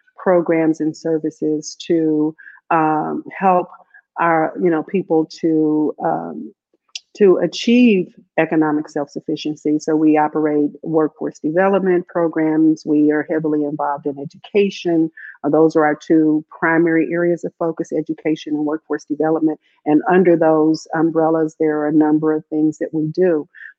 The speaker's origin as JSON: {"language": "English", "town": "Kansas City", "region": "Missouri", "country": "United States", "tie": "born or raised there", "said": "I grew up here in Kansas City on 20th Street, just off of Indiana"}